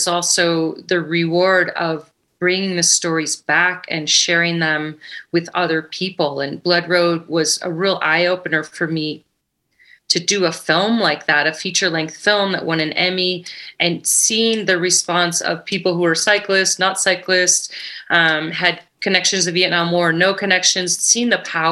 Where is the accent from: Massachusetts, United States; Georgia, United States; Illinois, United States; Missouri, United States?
Illinois, United States; Chicago; now in Ketchum, United States; I grew up in Chicago area and went to University of Illinois